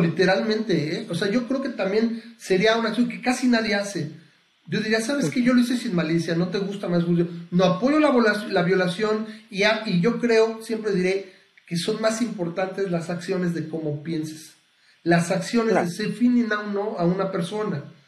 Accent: Mexico; nací en México

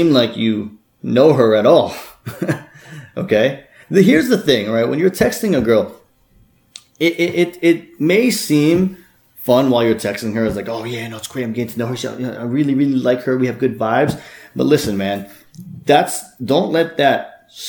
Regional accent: Bloomfield, New Jersey, United States; I'm actually from Jersey myself

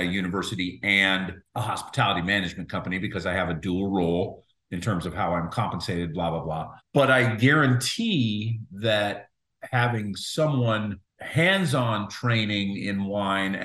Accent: Juneau, Alaska, United States; moved away; also born or lived in Seattle, Washington; I'm from Juneau, Alaska originally. Moved to Seattle eventually.

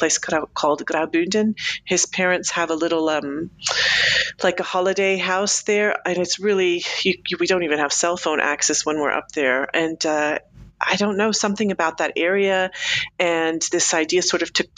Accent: United States; moved away as an adult; also born or lived in Colombia; now in Switzerland; I'm American

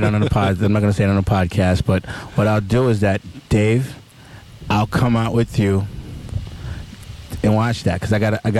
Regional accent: New York City, New York, United States; also born or lived in Harlem / Bronx / Queens / Brooklyn; I'm an all-around New York City kid, basically.

